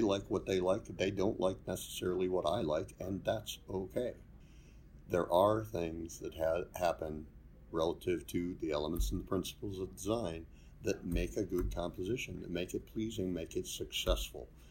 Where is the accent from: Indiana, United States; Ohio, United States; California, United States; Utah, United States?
Ohio, United States; Hinckley; I grew up in Hinckley and went to Brunswick School